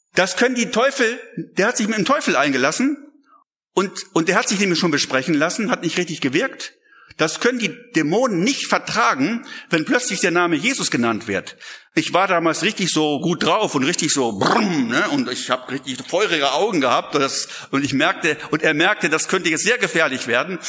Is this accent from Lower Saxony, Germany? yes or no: yes; Lüneburg Heath, Lower Saxony, Germany; ich komme aus der Lüneburger Heide